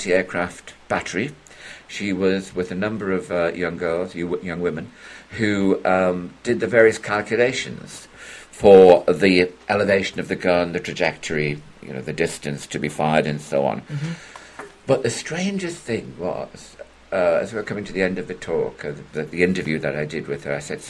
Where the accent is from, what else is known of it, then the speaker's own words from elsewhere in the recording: South Shields, North East England, United Kingdom; an absolutely devastating air raid on my hometown